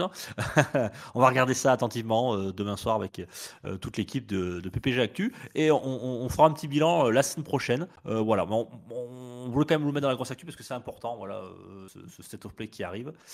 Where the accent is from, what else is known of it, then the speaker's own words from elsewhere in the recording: France; chez nous en France